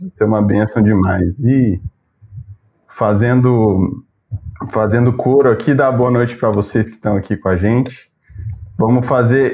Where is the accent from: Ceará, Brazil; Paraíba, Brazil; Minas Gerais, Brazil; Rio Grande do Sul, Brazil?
Minas Gerais, Brazil; moved away as an adult; also born or lived in Belo Horizonte; now in São Paulo, Brazil; Eu faço coro com os mineiros dessa live aqui